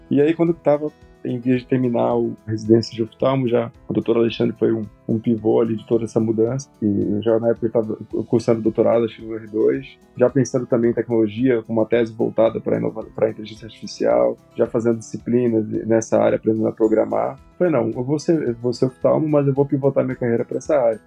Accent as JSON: {"language": "Portuguese", "town": "Santarém", "region": "Pará", "country": "Brazil", "tie": "born or raised there", "moved": "as an adult", "said": "Eu sou natural do estado do Pará, então, na minha cidade, no caso Santarém, não existia graduação em engenharia"}